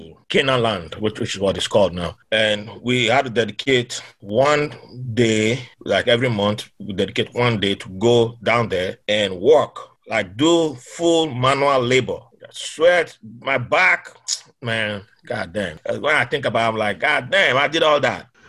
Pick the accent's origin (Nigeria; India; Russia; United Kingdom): Nigeria; moved away as an adult; also born or lived in Bahrain; now in United States; growing up in Nigeria